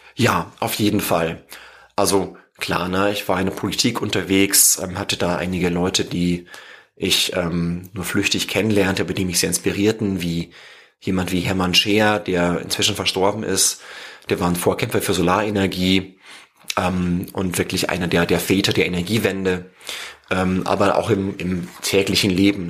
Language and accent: German; home village near Regensburg, Bavaria, Germany; weil es einfach an meinem Heimatdorf am nächsten dran war